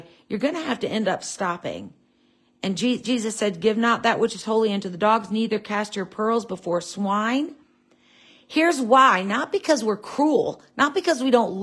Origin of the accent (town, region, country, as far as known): United States